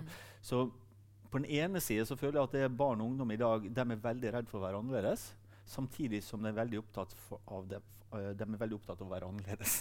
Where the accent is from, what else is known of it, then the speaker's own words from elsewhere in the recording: Sunnmøre, Møre og Romsdal, Norway; så jeg er jo sunnmøring